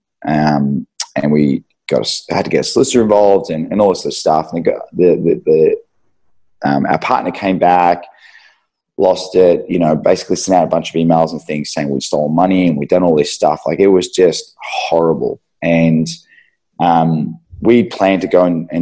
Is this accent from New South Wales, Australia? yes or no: no; Euroa, Victoria, Australia; now in Melbourne, Australia; so we're country kids, we grew up in Euroa.